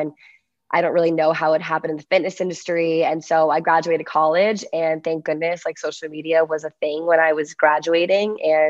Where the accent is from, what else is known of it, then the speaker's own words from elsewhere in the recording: Virginia, United States; So long story short, I am from Virginia. I went to USC